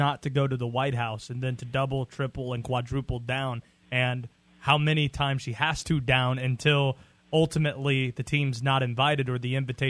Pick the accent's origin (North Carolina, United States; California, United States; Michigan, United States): North Carolina, United States; outside of Raleigh; I grew up outside of Raleigh